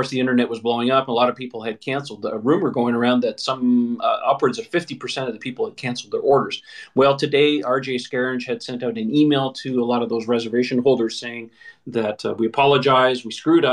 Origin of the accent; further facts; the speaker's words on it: Canada; I'm Canadian as well